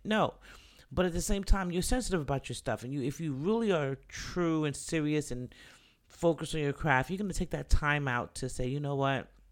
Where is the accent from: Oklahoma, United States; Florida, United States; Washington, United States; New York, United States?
New York, United States; moved away; I was born and raised in the Bronx, Jacoby Hospital